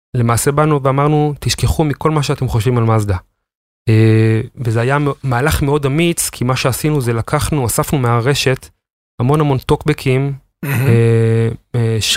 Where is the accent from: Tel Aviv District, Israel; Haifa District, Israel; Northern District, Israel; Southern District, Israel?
Haifa District, Israel; the Krayot; now in Givatayim, Israel; אני מגבעתיים, במקור מהקריות